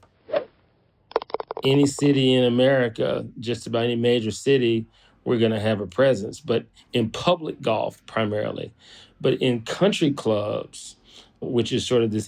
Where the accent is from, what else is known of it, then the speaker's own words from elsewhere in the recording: outside of Atlanta, Georgia, United States; also born or lived in Florida; I grew up outside of Atlanta